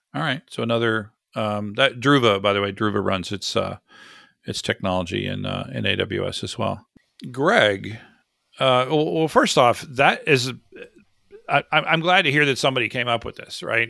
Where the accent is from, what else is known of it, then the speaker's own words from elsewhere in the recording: Florida, United States; I grew up in Florida